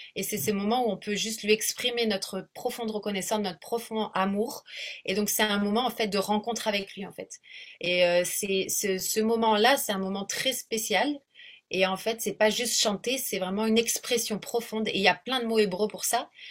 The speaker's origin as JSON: {"language": "French", "region": "south of France", "country": "France", "also_born_or_lived": "South Africa", "moved": "as an adult", "lives_now": "Réunion, France", "said": "je suis donc du sud de la France à l'origine. Ça fait à peu près 16 ans que j'habite ici"}